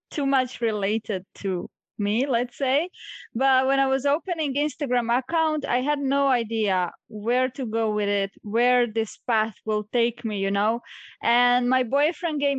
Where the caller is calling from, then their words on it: Solin, Split-Dalmatia County, Croatia; I'm zooming in from Solin, which is a small coastal town in Croatia near Split.